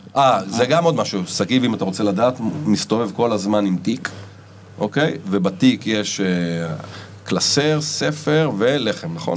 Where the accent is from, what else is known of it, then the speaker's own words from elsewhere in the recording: Ramat Gan, Tel Aviv District, Israel; גדלתי ברמת גן